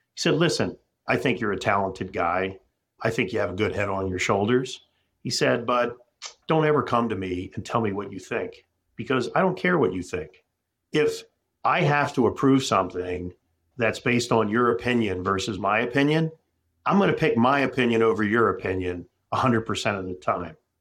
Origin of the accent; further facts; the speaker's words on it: Philadelphia, Pennsylvania, United States; moved away as an adult; now in Minneapolis, United States; I'm a guy from Philadelphia.